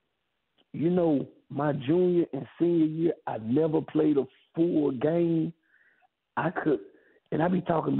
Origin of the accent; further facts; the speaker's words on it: Miller County, Georgia, United States; as high school players in my hometown with only 27 guys on your football team